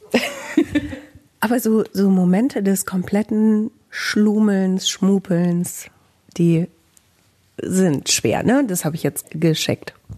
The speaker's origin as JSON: {"language": "German", "town": "Bielefeld", "region": "North Rhine-Westphalia", "country": "Germany"}